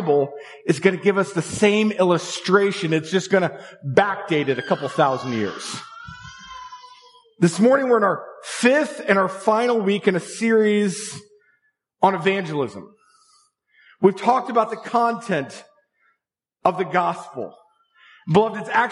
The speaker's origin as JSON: {"language": "English", "town": "Tulsa", "region": "Oklahoma", "country": "United States", "tie": "born or raised there", "moved": "yes", "said": "I spent my preteen and my teenage years growing up in Tulsa, Oklahoma."}